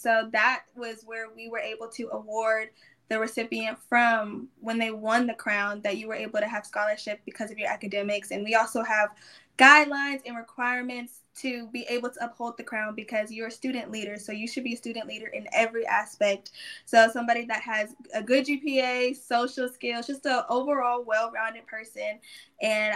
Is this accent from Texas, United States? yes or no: yes; Sugar Land, Texas, United States; I came from Sugar Land, a very diverse environment and community, but it lacked a lot of African-American culture